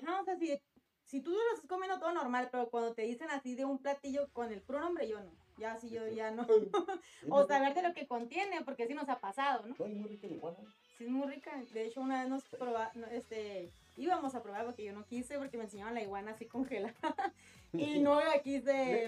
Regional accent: Mexicali, Baja California, Mexico; los de Mexicali

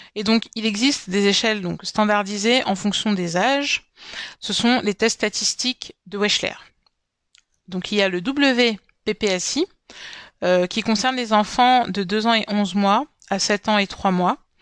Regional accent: Cameroon; mon pays d'origine, le Cameroun

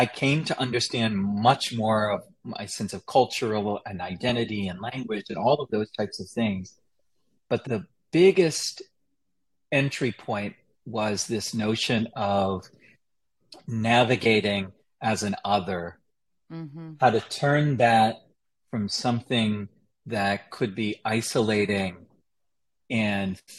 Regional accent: Chattanooga, Tennessee, United States; I grew up in Chattanooga, Tennessee

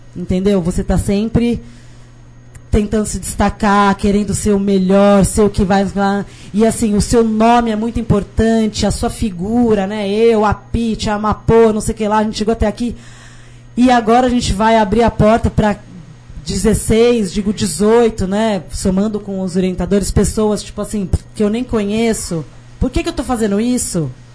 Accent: Brazil; also born or lived in England; Eu sou daqui mesmo

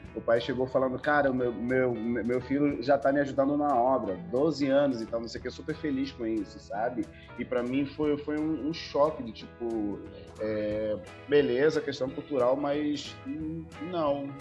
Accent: Angola; moved away as an adult; also born or lived in South Africa / Portugal; now in Brazil; eu venho de Angola, eu morei um tempo na África do Sul, eu morei um tempo em Portugal, eu cresci com, com, com uma efervescência cultural muito forte, é, principalmente audiovisual, entendeu? Em Angola

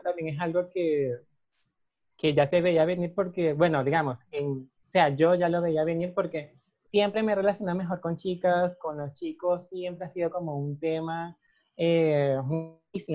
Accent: Caracas, Capital District, Venezuela; moved away as an adult; now in Costa Rica; yo nací en Caracas, eh, viví prácticamente toda mi vida en Caracas hasta que me vine para acá.

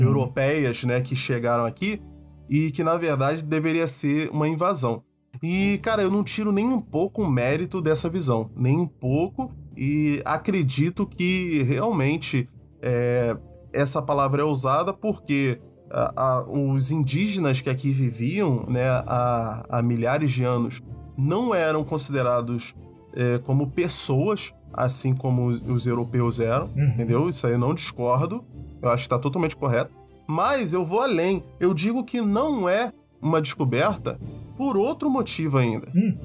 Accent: Brazil; Nós somos brasileiros, mas nós não somos nativos.

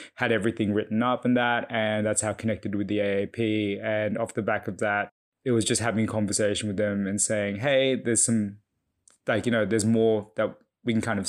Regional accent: Ryde, New South Wales, Australia; Yeah, so I was born and raised here in Bryde, Sydney, so just northwestern suburbs area. My background is Fijian Chinese.

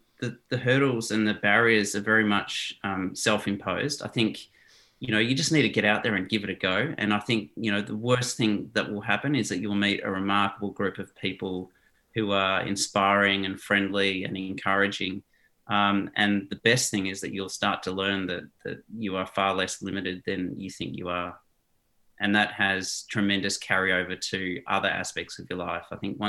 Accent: South Africa; born there; You know, I was born in South Africa to Dutch parents

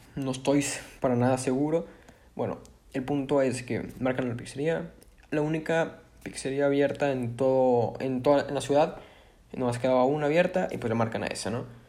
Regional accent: Monterrey, Nuevo León, Mexico; Yo soy de Monterrey, tengo 16 años

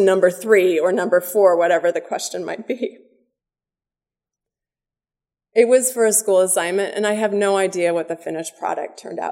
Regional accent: Oak Park, Illinois, United States; my hometown of Oak Park, Illinois, right outside the western side of Chicago suburbs

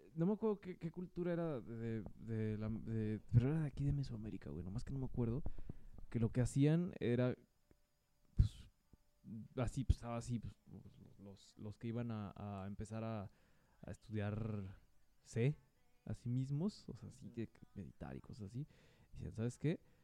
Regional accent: Mexico

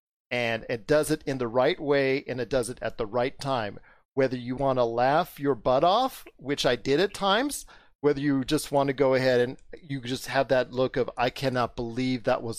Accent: West Coast, United States; because I'm from the West Coast, I'm 51 years old.

